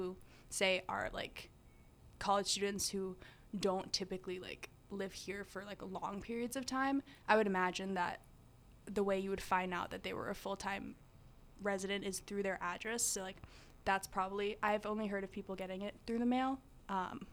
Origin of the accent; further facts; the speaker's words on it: New York, United States; moved away as an adult; now in Boston, United States; I'm from New York